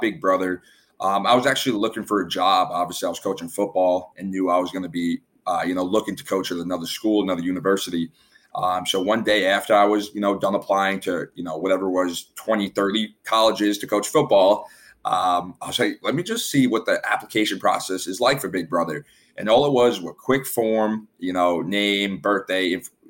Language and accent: English; New York City, New York, United States; moved away as an adult; now in South Florida, United States; I'm from Staten Island, New York. I'm living down in South Florida